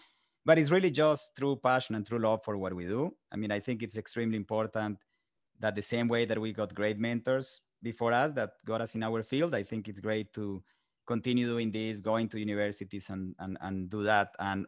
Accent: Colombia; English is a second language; moved away as an adult; now in United States; I'm originally from Colombia, South America. I was born and raised there. Spent the first 20 years of my life there. Started my career, did my undergrad there, and then came to the United States.

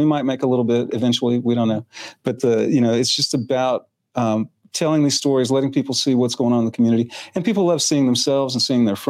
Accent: Germany; now in Clarksville, United States; I was born in Germany.

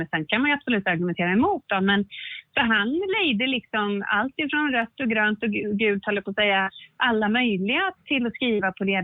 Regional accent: Stockholm County, Sweden; born there; now in Dalarna, Sweden; Nej, nej jag kommer ju inte från Dalarna. Jag är ju född utanför Stockholm, men jag har bott i Dalarna i 20 år någonting sånt där.

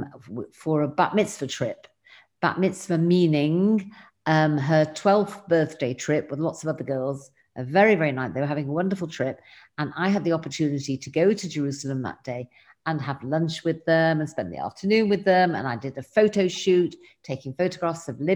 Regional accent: England, United Kingdom; now in Israel; I live here in Israel, but I'm originally from England.

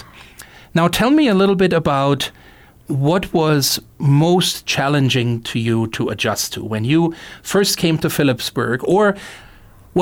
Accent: Germany; now in Missoula, United States; I was born and raised in Germany

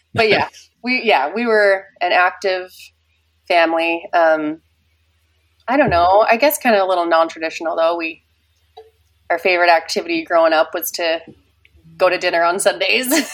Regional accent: Kaysville, Utah, United States; also born or lived in Ogden, Utah; I was raised in Kaysville, and I lived in the same house my whole life until I got married

